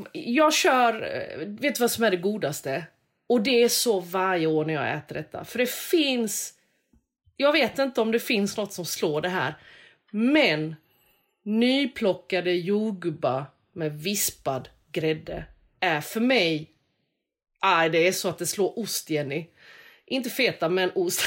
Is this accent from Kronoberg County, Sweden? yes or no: yes; Växjö, Kronoberg County, Sweden; gjorde vi hemma i Växjö